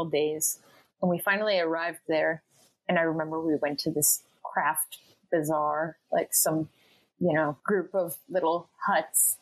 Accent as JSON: {"language": "English", "town": "Cleveland", "region": "Ohio", "country": "United States", "tie": "born or raised there", "said": "I grew up in Cleveland, Ohio, a suburb of Cleveland, Ohio"}